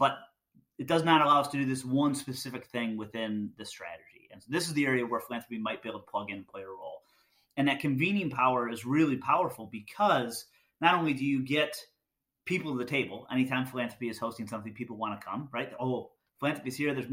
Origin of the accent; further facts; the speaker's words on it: Michigan, United States; So I'm from Michigan, so I spent a lot of time in Michigan, and Detroit's, you know, close to home.